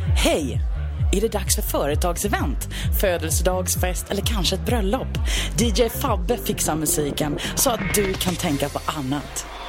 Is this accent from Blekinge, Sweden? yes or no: yes; Blekinge, Sweden; Där jag kommer från Blekinge har vi en liten residensstad som heter Karlskrona.